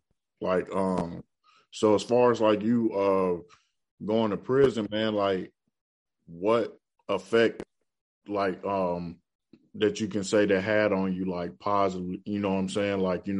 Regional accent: Birmingham, Alabama, United States; my mom doing it by herself, you know, coming up in a rough poverty area. You know, I'm from Birmingham, Alabama

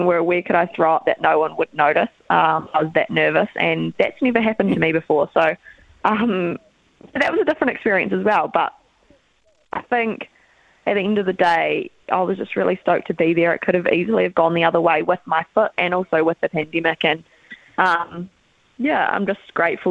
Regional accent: Dunedin, Otago, New Zealand; we're from Dunedin

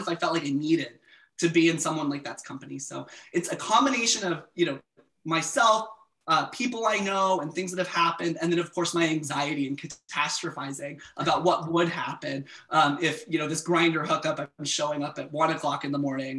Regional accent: the South, United States; as a queer man, I grew up closeted in the South

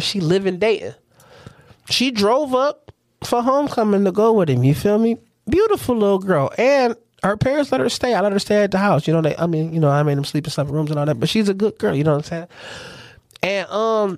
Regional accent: Toledo, Ohio, United States; I'm from Toledo.

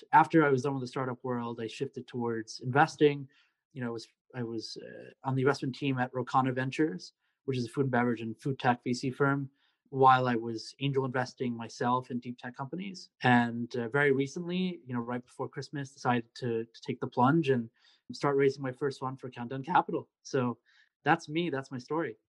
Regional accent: Secaucus, New Jersey, United States; moved away as an adult; also born or lived in New York City, New York; now in Columbia, United States; I am from Secaucus, New Jersey. Born and raised in New Jersey

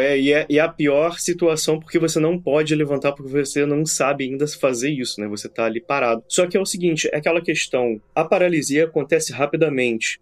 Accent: Brazil; moved away as an adult; eu fui, fui criado no Brasil, né? Até como você, sou expat, né? Agora eu já não moro no Brasil mais

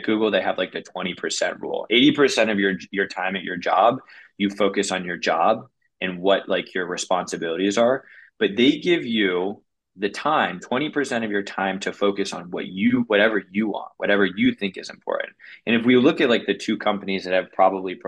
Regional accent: Washington, District of Columbia, United States; moved away as an adult; also born or lived in Colorado / San Francisco; I'm 100% a city slicker. I grew up in Washington, D.C.

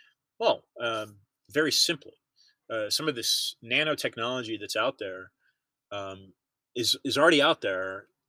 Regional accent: United States; I'm simply an American

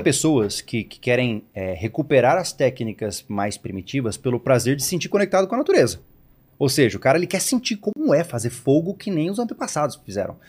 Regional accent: Campo Grande, Mato Grosso do Sul, Brazil; now in Florianópolis, Brazil; eu sou de Campo Grande, Mato Grosso do Sul, né? E eu passava sempre os finais de semana na chácara, né? Na horta, aquela coisa, né? De guri

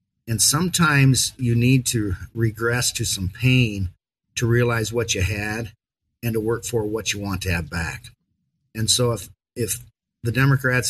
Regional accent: Iowa, United States; I grew up in Little Ryan, Iowa

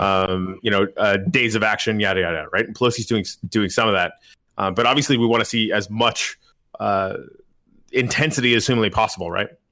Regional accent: Canada; moved away as an adult; now in United States; I'm Canadian

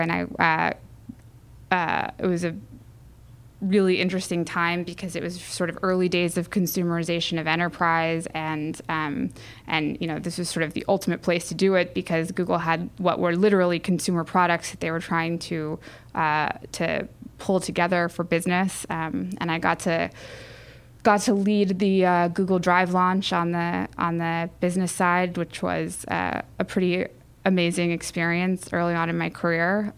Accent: San Diego, California, United States; I grew up in San Diego

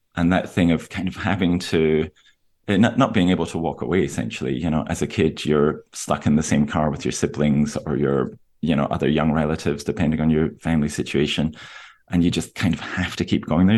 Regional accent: Aberdeen, Scotland, United Kingdom; moved away; I'm from Aberdeen, where a lot of the book is set, which is northeast Scotland

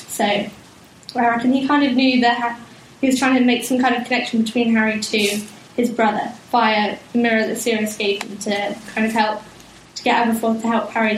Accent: South West England, United Kingdom; I'm from Cornwall

